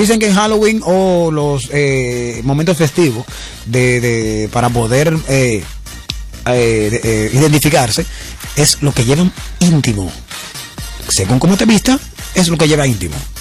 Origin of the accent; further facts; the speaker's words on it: La Romana, Dominican Republic; yo soy de Romana